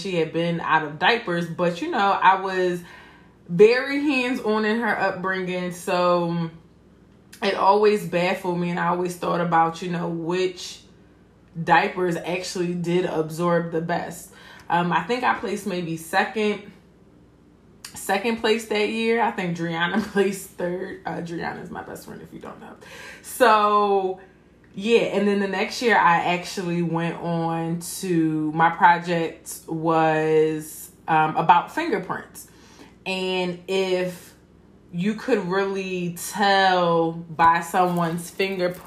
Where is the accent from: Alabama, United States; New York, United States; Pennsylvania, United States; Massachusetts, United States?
Pennsylvania, United States; Philadelphia; I'm from Philadelphia. I went to public school from kindergarten to eighth grade